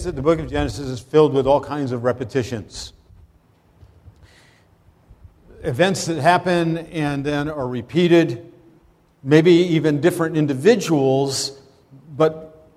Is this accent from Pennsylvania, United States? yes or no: yes; Pennsylvania, United States; moved away as an adult; also born or lived in Brooklyn; I actually had grown up in Pennsylvania